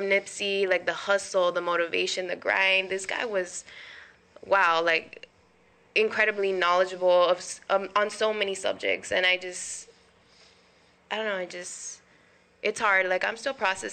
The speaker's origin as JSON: {"language": "English", "town": "Cudahy", "region": "California", "country": "United States", "said": "I'm from Cudahy, California"}